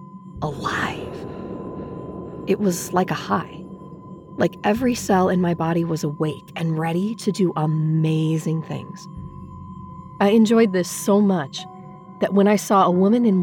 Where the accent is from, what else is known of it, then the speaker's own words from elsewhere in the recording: Dubuque, Iowa, United States; I was born and raised in Dubuque, Iowa